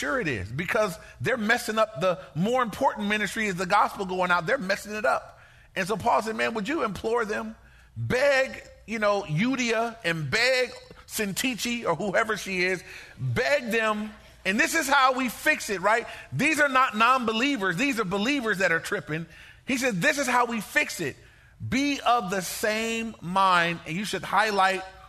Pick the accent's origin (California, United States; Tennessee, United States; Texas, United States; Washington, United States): California, United States; Inglewood; I grew up in Inglewood.